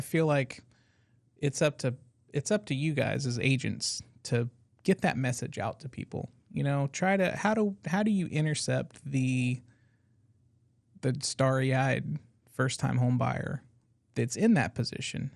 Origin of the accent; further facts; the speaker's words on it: Brooklyn, New York, United States; moved away; Brooklyn native